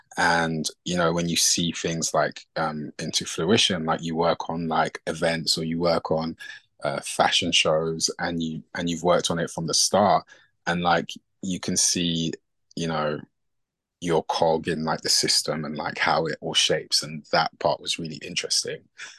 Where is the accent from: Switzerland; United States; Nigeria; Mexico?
Nigeria; obviously being from like from an African household and being Nigerian.